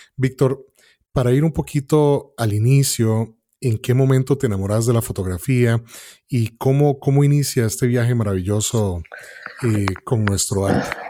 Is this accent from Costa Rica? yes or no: yes; Costa Rica; nosotros como costarricenses